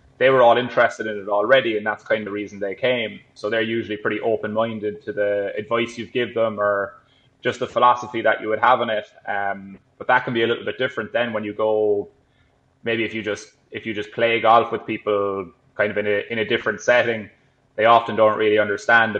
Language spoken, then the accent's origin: English; Ireland; I grew up in Ireland